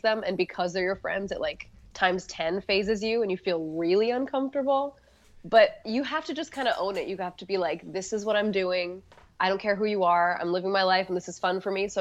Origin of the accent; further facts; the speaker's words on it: Hawaii, United States; moved away; Hawaii. Yeah, I grew up in Hawaii